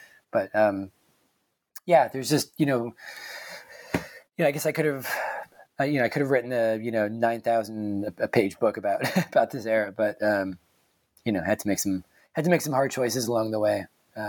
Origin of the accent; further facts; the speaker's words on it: Hartford, Connecticut, United States; from just outside of Hartford, and so, you know, … was sort of like the big band in my home state growing up.